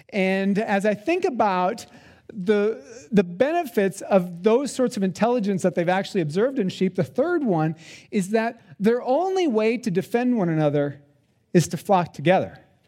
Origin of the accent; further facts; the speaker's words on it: South Dakota, United States; I had some experience with sheep growing up in South Dakota. We didn't have a lot of sheep on our farm.